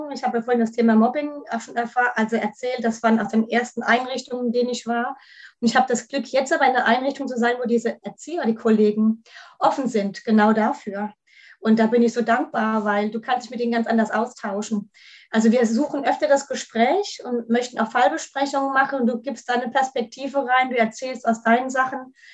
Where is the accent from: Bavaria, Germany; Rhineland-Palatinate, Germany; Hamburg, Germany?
Rhineland-Palatinate, Germany; Kaiserslautern; ich komme aus Kaiserslautern, da wo der Betze jetzt in der dritten Liga ist